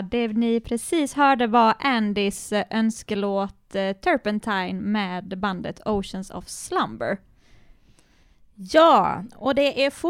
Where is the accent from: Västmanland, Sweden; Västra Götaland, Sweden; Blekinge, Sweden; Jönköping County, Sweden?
Blekinge, Sweden; Sölvesborg; Jag är från Blekinge, jag är från Sölvesborg